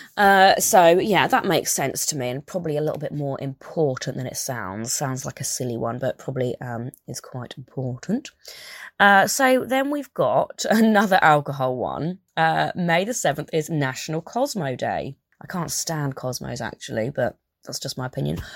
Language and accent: English; United Kingdom; I'm obviously British and I've always lived on the seaside